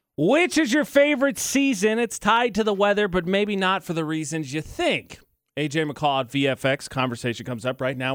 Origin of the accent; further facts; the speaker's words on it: Indiana, United States; moved away as an adult; now in Utah, United States; I've got an Indiana area code